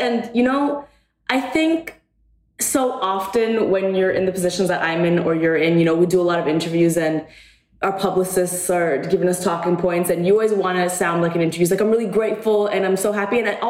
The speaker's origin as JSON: {"language": "English", "country": "Canada", "tie": "born or raised there", "moved": "yes", "said": "I grew up in Canada"}